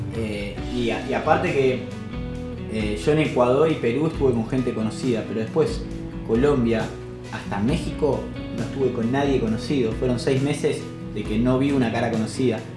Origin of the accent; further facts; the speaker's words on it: Argentina; vengo desde Argentina